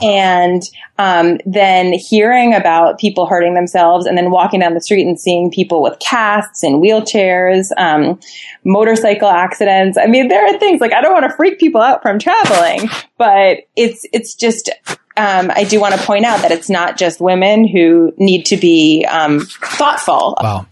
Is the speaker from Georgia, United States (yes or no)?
no; Boston, Massachusetts, United States; I was born in Boston and it's in my soul.